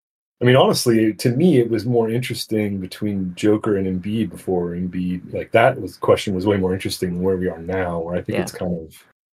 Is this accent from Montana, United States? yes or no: no; San Diego, California, United States; I grew up in San Diego